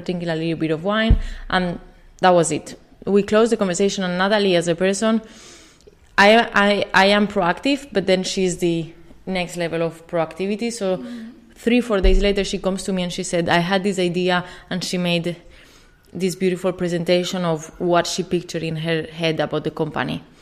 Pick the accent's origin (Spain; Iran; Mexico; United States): Spain; English is a second language; moved away; I'm from Spain. If you cannot tell from my accent.